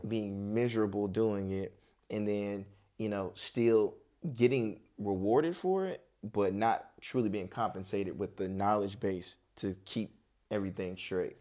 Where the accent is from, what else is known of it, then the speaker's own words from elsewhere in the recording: Charlotte, North Carolina, United States; also born or lived in Oakland, California / Tracy, California; Charlotte, Charlotte is really what raised me. I was born out in Cali